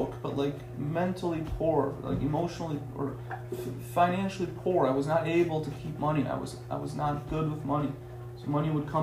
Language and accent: English; United States; also born or lived in Tehran, Iran; I was reborn in America, right? I was raised in America